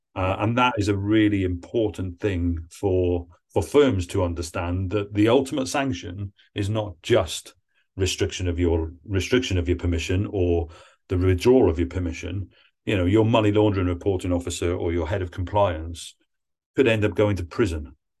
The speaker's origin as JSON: {"language": "English", "region": "Wales", "country": "United Kingdom", "moved": "yes", "said": "I'm from Wales originally"}